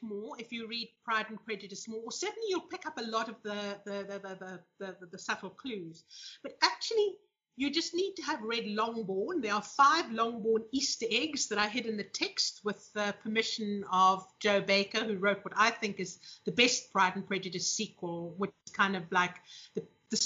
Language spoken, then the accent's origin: English; South Africa; the last generation in South Africa that literally had to choose between marriage and career